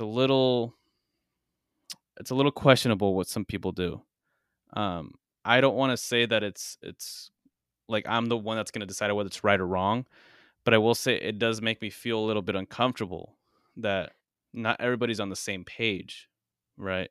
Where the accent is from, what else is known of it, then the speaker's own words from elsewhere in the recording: United States; I was born here, and I do live here